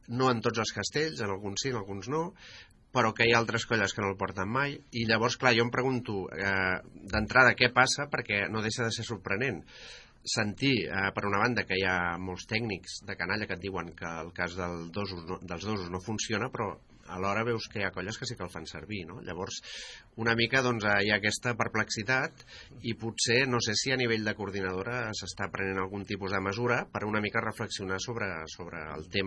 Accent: Vilanova i la Geltrú, Catalonia, Spain

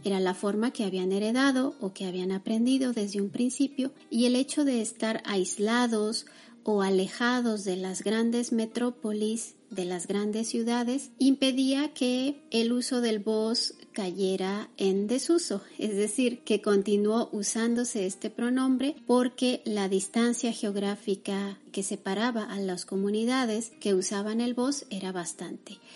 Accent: Mexico; en mi propio país

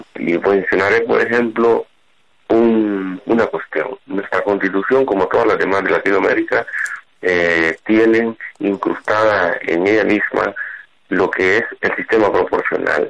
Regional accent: El Salvador; now in Texas, United States; yo soy de origen salvadoreño como dijo Adrián este y vivo en Texas

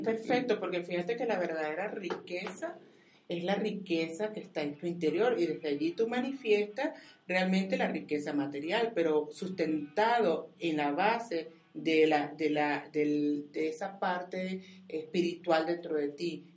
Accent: Venezuela; yo soy venezolana

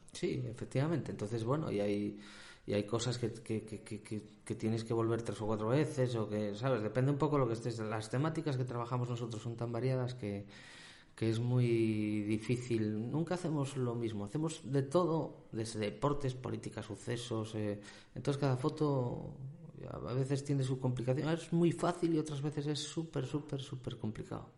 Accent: Soto del Barco, Asturias, Spain; soy asturiano, soy asturiano.

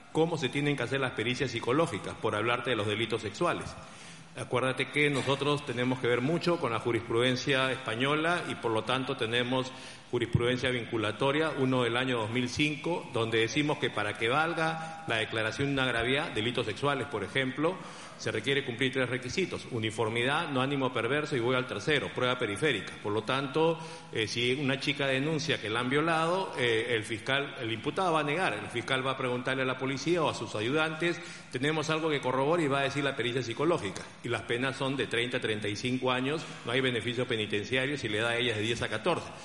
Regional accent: Peru; porque son comunes a lo que pasa en mi país, Perú.

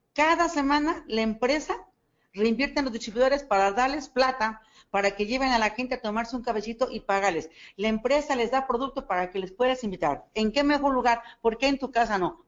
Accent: State of Mexico, Mexico; yo no soy de aquí, yo vengo del Estado de México

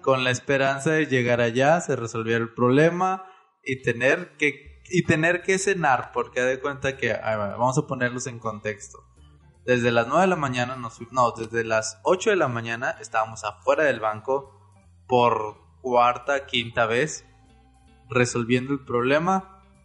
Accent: Monterrey, Nuevo León, Mexico; Nosotros somos de Monterrey

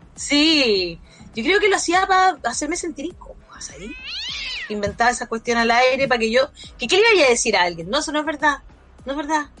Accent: Chile; era chilena

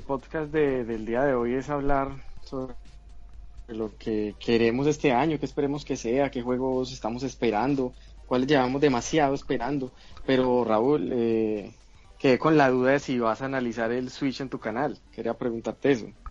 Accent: Medellín, Antioquia, Colombia; aguantando calor por acá en mi tierra, Medellín, Colombia

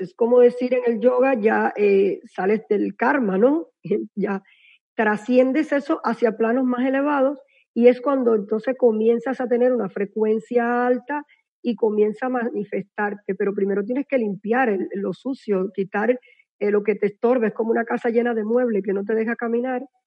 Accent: Cuba; soy cubana

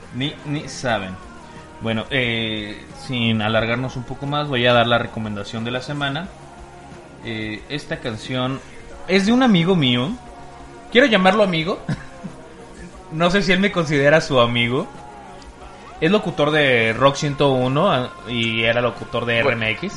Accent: Mexico City, Mexico; now in Guadalajara, Mexico; Yo soy de, de Ciudad de México

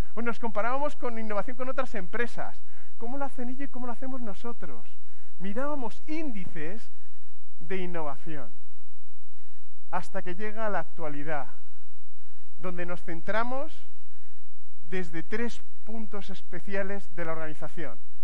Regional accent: Madrid, Community of Madrid, Spain; yo soy de Madrid

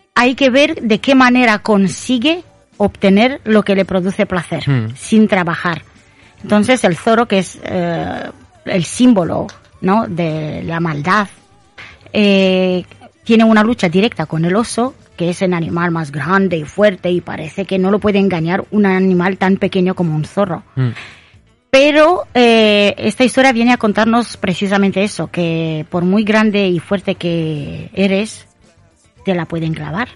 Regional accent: Romania; now in Spain; soy eh, de origen rumana

